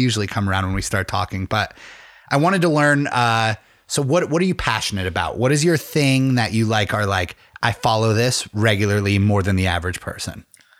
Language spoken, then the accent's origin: English; Pennsylvania, United States; I'm also from like the middle of nowhere, Pennsylvania.